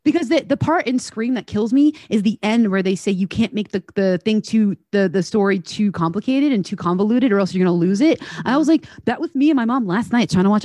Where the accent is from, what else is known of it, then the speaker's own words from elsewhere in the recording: Arizona, United States; I'm from Arizona